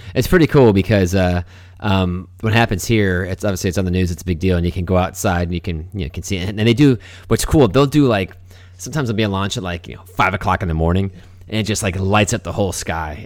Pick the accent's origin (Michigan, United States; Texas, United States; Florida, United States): Florida, United States; Melbourne; where we grew up in Melbourne